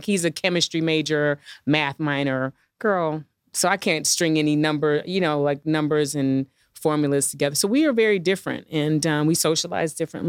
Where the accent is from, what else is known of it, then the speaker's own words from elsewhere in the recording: Midwest, United States; I mean, I'm from the Midwest. Like, we didn't have like, I mean, everybody is a doctor, a lawyer, or has a government job or a teacher. That's, you know, when I grew up.